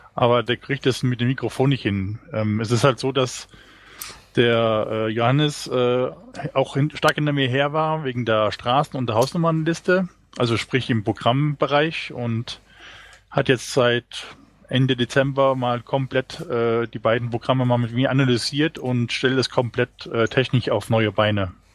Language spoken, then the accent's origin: German; near Trier, Rhineland-Palatinate, Germany; Ich bin äh, aus der Nähe von Trier